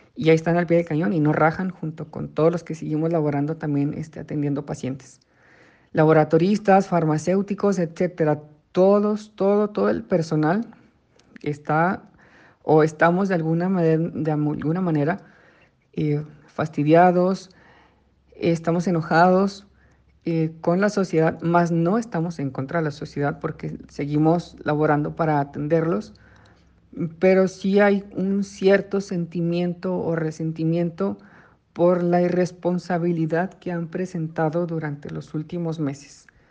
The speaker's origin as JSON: {"language": "Spanish", "country": "Mexico", "said": "nos ha caracterizado por años como mexicanos"}